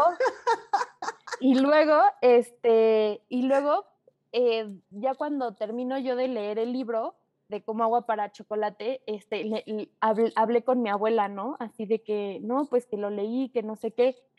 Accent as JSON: {"language": "Spanish", "country": "Mexico", "said": "quiénes somos como mexicanos"}